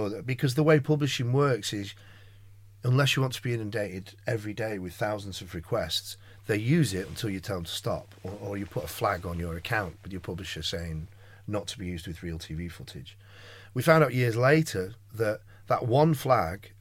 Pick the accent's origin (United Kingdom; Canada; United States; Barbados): United Kingdom; Manchester, North West England; I am, of course, fiercely Mancunian